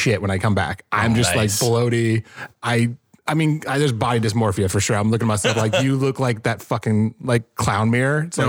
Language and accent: English; Indiana, United States; moved away as an adult; I love my hometown. I love Indiana.